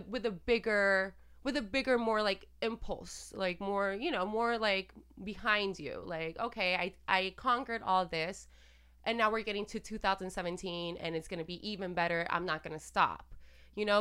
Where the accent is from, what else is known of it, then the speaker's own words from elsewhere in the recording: Puerto Rico; I'm Latina and I'm from Puerto Rico and we practice santeria there and, you know, and I grew up with all this